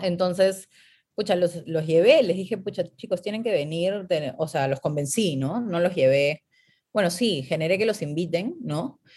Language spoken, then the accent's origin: Spanish; Peru; moved away; yo vengo de Perú